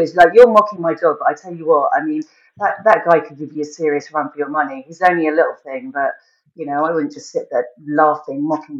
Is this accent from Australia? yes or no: yes; Australia; as an Aussie dude...